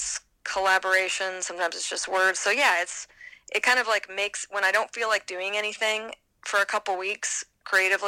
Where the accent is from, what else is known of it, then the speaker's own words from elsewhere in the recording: Vancouver, British Columbia, Canada; moved away as an adult; now in Alabama, United States; I moved back to my hometown of Vancouver